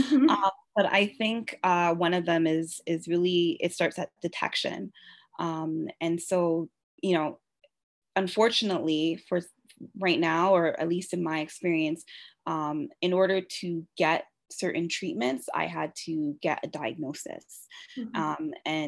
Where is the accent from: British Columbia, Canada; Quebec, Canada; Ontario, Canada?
Ontario, Canada; Toronto; I'm from Toronto, born and raised